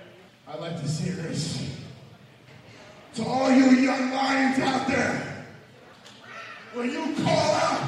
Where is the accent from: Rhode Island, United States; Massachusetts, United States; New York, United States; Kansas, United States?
New York, United States; New York City; born there; I was born right here in New York fucking city.